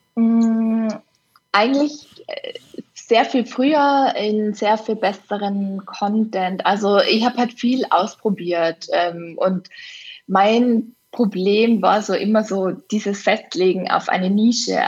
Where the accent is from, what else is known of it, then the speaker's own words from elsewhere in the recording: Innsbruck, Tyrol, Austria; auf Innsbruck bezogen, auf meine Heimatstadt